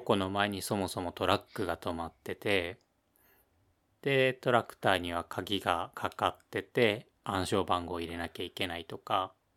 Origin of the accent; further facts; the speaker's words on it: Ibaraki, Japan; 俺の出身の茨城県